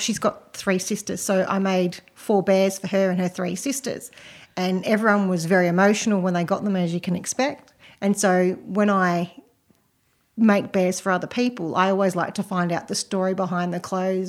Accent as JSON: {"language": "English", "region": "Western Australia", "country": "Australia", "moved": "yes", "said": "I'm actually from Western Australia originally"}